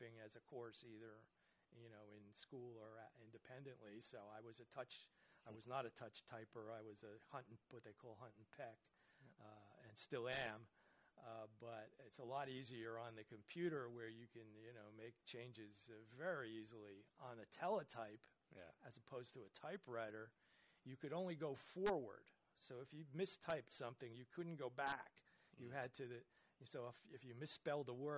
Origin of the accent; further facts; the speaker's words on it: Kearny, New Jersey, United States; I grew up in New Jersey in Kearney.